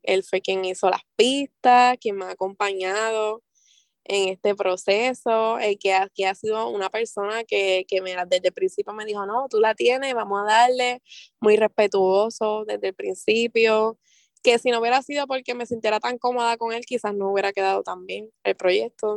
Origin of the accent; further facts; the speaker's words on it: Vega Baja, Puerto Rico; also born or lived in Mayagüez / Río Piedras; de dónde soy, salgo de Vega Baja, de Mayagüez, también he estado por Río Piedra